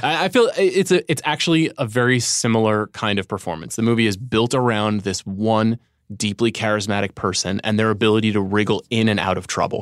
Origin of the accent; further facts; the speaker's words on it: Long Island, New York, United States; I'm growing up in Long Island